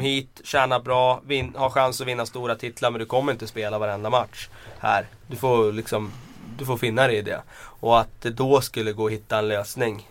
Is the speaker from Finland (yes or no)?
no; Västmanland, Sweden; accent: broad Västmanland dialect; now in Stockholm, Sweden; jag, eh, pratar ganska bred västmanländska